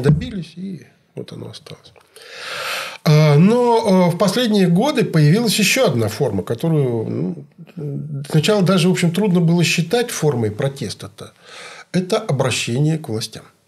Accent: Kemerovo Oblast, Russia; Я вот из Кемеровской области

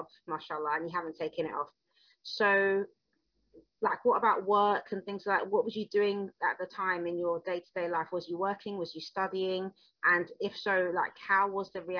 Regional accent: London, United Kingdom; moved away as an adult; growing up in London

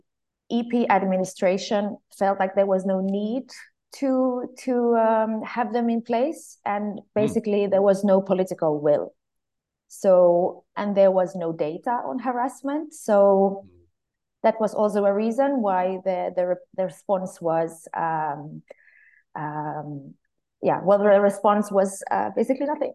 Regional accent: Finland; moved away as an adult; now in Brussels, Belgium; I come from Finland. I'm part of the Swedish-speaking minority in my country

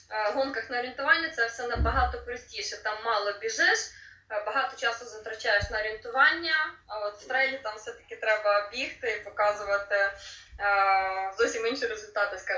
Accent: Lviv, Lviv Oblast, Ukraine; народилася живу у Львові

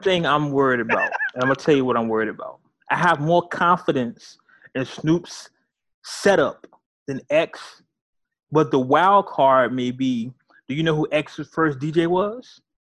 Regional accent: California, United States; I'm from California. Uh, I grew up um, 90s era California

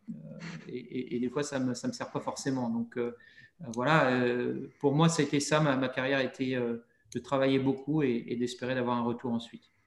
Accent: Montmorillon, Nouvelle-Aquitaine, France; moved away as an adult; now in United States; chez moi, à Montmorillon.

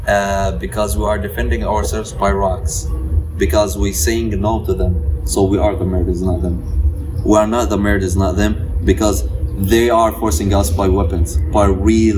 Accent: Palestine; moved away; when I came here, like, they will ask me, like, where are you from? I'm going to tell them Palestine.

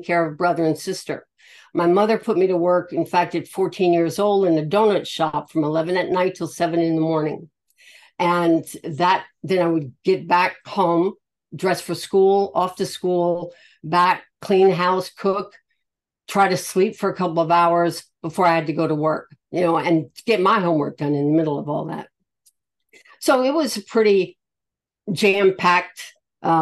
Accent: Louisiana, United States; I am from Louisiana, born and raised. I'm Cajun

